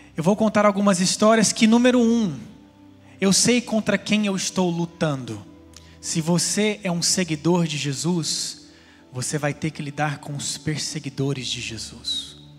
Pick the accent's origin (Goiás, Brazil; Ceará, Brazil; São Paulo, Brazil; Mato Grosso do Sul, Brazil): Goiás, Brazil; Goiânia; now in California, United States; um rapaz de Goiânia, onde eu nasci?